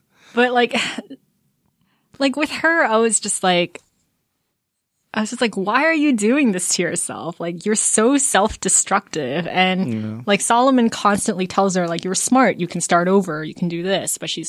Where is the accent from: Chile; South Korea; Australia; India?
South Korea; born there; And like also I was born in Korea.